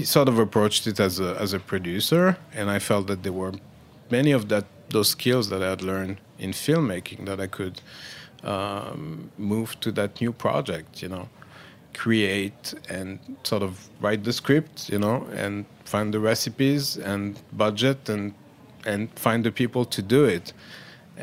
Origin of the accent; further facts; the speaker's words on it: Paris, Île-de-France, France; now in New York, United States; I grew up in Paris